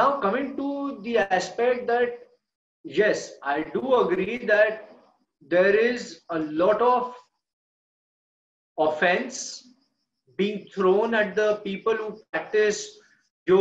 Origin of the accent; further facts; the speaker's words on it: India; I am from an Indian culture